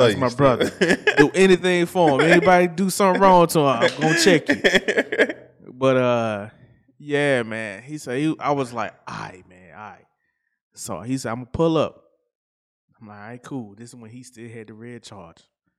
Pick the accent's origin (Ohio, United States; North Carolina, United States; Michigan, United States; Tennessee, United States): Tennessee, United States; Memphis; I'm from Memphis.